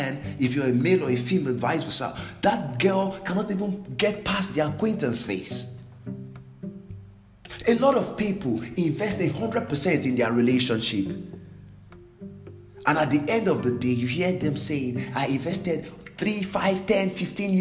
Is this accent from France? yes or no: no; Nigeria; I'm from Nigeria